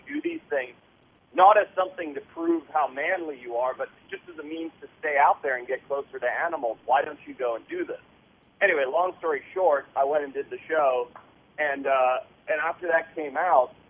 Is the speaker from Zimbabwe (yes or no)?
yes; Zimbabwe; moved away; I grew up in Southern Africa